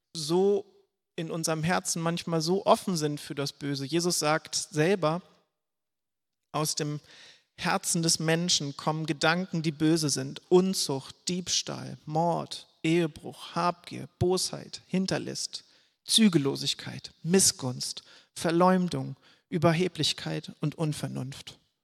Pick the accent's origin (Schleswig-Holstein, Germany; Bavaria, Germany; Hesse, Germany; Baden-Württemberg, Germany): Schleswig-Holstein, Germany; ich komme hier aus Schleswig-Holstein